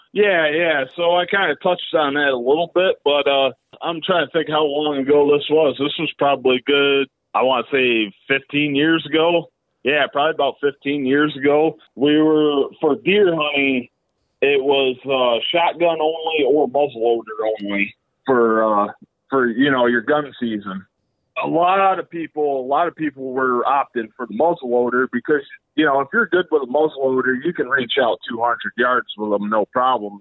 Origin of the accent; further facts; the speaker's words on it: a rural town near Elmira, New York, United States; now in Elmira, United States; I'm not from Elmira, that's just where I live right now. So, but yeah, I, I'm from a rural town out this way